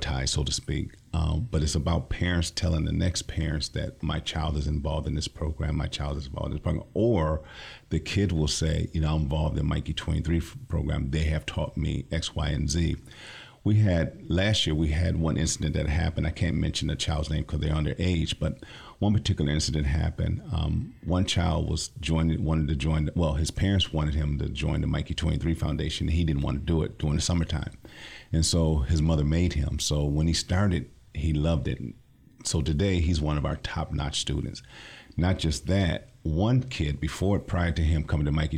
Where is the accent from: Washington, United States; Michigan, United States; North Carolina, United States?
Michigan, United States; Lansing; I'm from the Lansing area, born and raised.